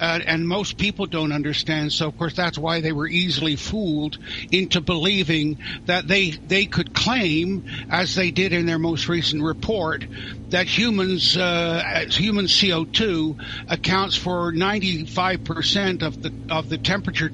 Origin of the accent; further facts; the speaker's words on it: near Stonehenge, South West England, United Kingdom; now in Canada; I was born in England near Stonehenge, so I always put Druid down in the religious section of the government form. Never got called. But I emigrated to Canada